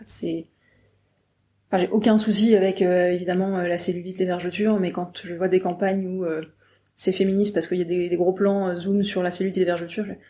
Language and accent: French; Brittany, France; je viens de Bretagne